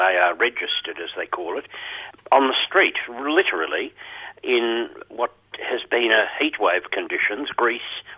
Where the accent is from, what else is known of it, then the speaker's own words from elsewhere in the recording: Geelong, Victoria, Australia; I grew up in Geelong